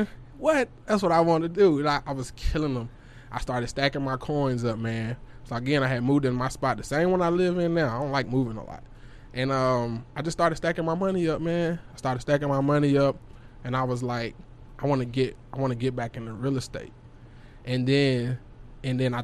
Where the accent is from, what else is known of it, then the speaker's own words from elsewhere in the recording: Memphis, Tennessee, United States; moved away as an adult; now in Dallas, United States; I'm living back in Tennessee. I'm from Memphis, so I was living back, you know, that way